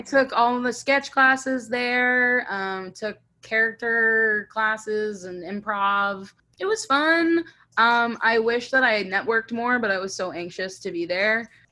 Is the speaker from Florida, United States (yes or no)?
yes; Fort Myers, Florida, United States; I was born in Fort Myers, Florida. I was born and raised there, same house